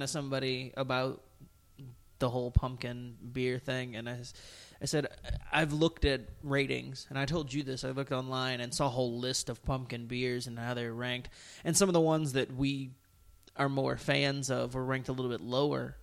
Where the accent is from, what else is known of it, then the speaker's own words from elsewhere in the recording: Toledo, Ohio, United States; my hometown, Toledo Rockets